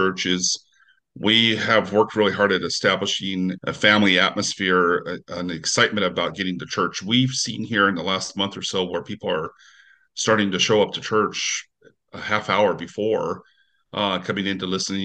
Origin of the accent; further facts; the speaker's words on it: Salinas, California, United States; now in Fort Morgan, United States; I grew up in actually the lettuce capital of the world, Salinas, California.